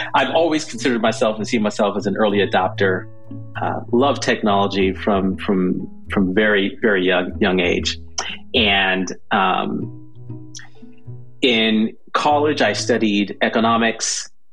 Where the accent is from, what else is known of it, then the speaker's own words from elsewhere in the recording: Southern California, United States; also born or lived in Jamaica / Michigan; So, so from Jamaica, we moved to Michigan, Michigan to Southern California. That's kind of where uh, where I where I grew up